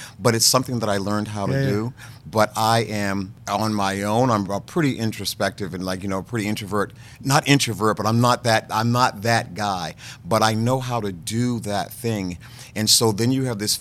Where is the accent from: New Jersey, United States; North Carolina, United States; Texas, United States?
North Carolina, United States; born or raised there